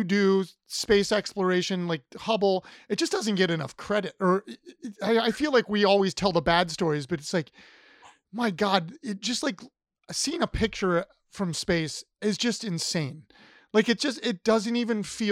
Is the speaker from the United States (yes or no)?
yes; Ohio, United States; I grew up in Ohio